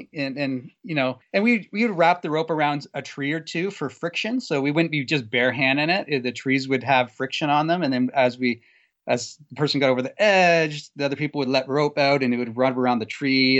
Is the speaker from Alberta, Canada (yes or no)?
no; Guelph, Ontario, Canada; Sorry, I grew up in Guelph, which is probably about 20 minutes south of Elora.